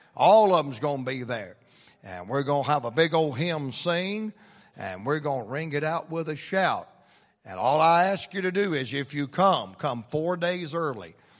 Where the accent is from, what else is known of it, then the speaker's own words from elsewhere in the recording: Atlanta, Georgia, United States; I'm from Atlanta, Georgia